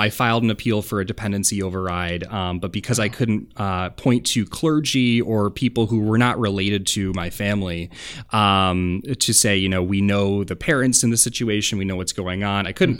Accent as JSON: {"language": "English", "town": "Janesville", "region": "Wisconsin", "country": "United States", "tie": "born or raised there", "said": "I grew up in Janesville, Wisconsin"}